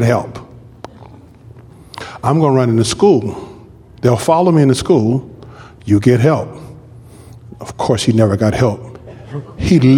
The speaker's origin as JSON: {"language": "English", "town": "Compton", "region": "California", "country": "United States", "tie": "born or raised there", "said": "I grew up in a place called Fruit Town in Compton."}